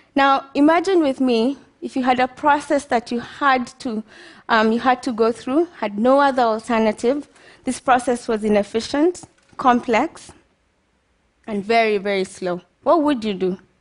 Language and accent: English; Kenya; moved away as an adult; also born or lived in United States; Growing up in Kenya, I knew I always wanted to study biochemistry